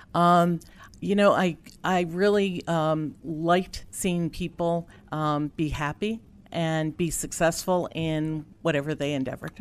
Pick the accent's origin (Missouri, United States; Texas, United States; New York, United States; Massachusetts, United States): New York, United States; Upstate; Upstate New York